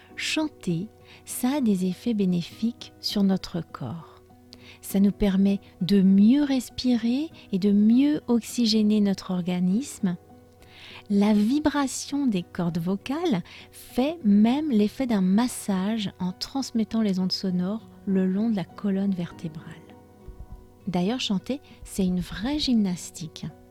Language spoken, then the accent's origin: French; France